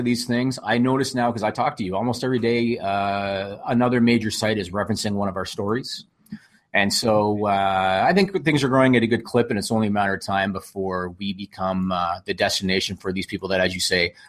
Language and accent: English; Canada; I'm a dude from Canada.